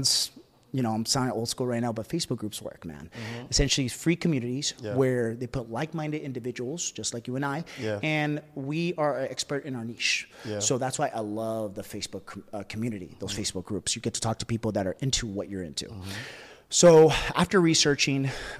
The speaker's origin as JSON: {"language": "English", "area": "Bay Area", "region": "California", "country": "United States", "tie": "born or raised there", "said": "I come from the Bay Area. The Bay Area is in Northern California near San Francisco"}